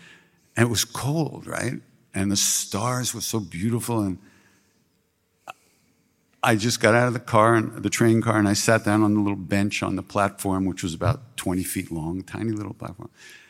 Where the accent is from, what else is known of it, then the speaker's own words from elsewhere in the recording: United States; I came from America. People always know where you are.